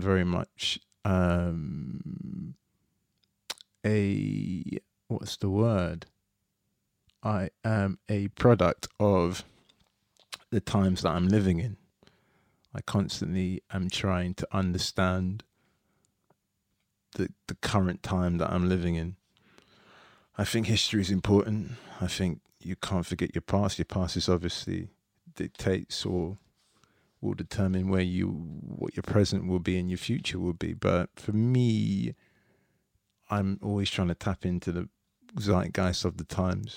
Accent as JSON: {"language": "English", "region": "London", "country": "United Kingdom", "tie": "born or raised there", "said": "I grew up in Tooting, South London"}